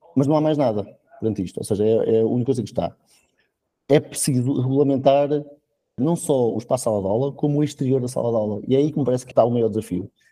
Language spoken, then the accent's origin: Portuguese; Coimbra, Centro, Portugal; now in Maia, Portugal; eu na verdade sou natural de Coimbra, mas posso dizer que sou maiato honorário